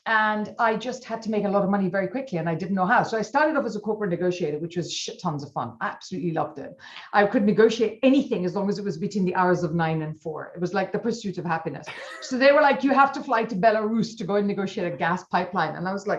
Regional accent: India; So I'm an accidental everything. In that I'm Indian.

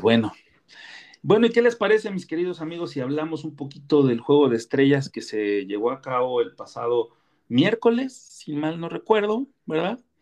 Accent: Mexico; como mexicano

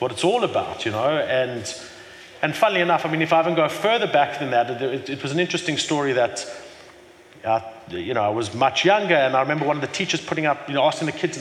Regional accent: Johannesburg, Gauteng, South Africa; now in Cape Town, South Africa; I was born in Johannesburg, in Hillbrow, you know, many years ago, 40 years ago

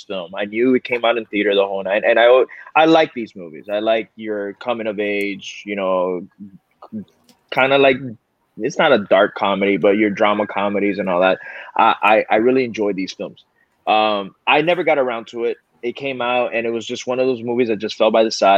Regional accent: Miami, Florida, United States; I'm a proud Miami guy. I don't want to say Florida boy, but I'm a proud Miami guy. I love saying where I'm from.

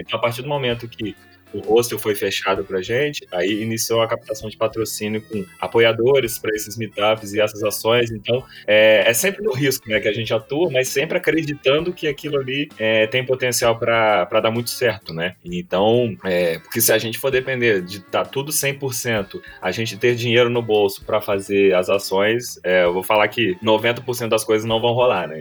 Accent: Barra Mansa, Rio de Janeiro, Brazil; eu sou de Barra Mansa, que também fica no sul fluminense

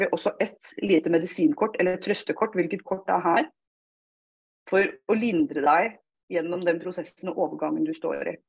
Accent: Fredrikstad, Østfold, Norway; accent: Østfold dialect; For å si det på østfoldsk, jeg er fra Fredrikstad.

